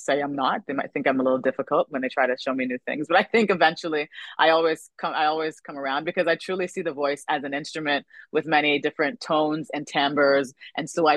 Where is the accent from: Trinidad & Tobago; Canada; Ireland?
Canada; My career is mostly spanned in Canada because I'm Canadian